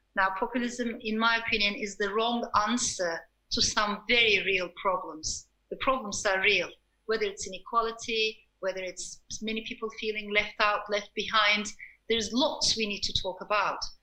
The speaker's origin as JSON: {"language": "English", "country": "Turkey", "tie": "born or raised there", "also_born_or_lived": "Strasbourg, France / Istanbul, Turkey", "said": "I was born in France, I was born in Strasbourg, but shortly afterwards, my parents got separated. My father stayed in France, and my mother brought me to Turkey"}